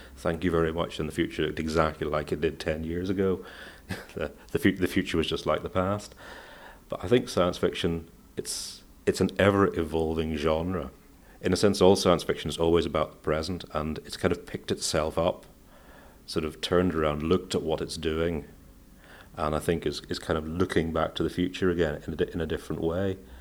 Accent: Northern Ireland, United Kingdom; also born or lived in Manchester, England; I was born in Manchester in England, but I've lived all my life, uh, almost all my life in Northern Ireland

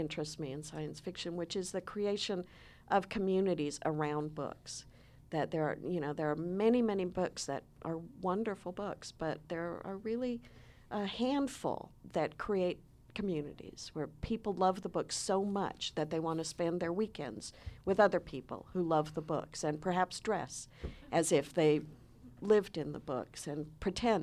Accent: Palo Alto, California, United States; I grew up in Palo Alto, California

